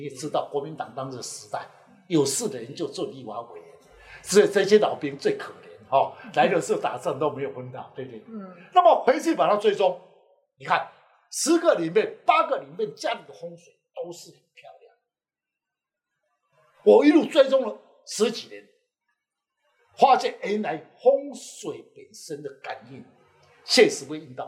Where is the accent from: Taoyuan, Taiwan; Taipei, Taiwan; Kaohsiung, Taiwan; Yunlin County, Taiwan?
Yunlin County, Taiwan; 我是云林人，我家里人，对不起，我爸爸妈妈就在台北了。